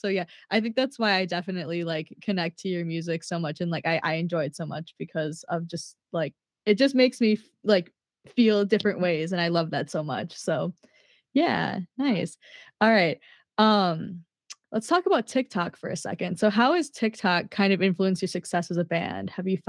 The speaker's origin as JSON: {"language": "English", "region": "Minnesota", "country": "United States", "said": "Cause like here I am, I'm from Minnesota."}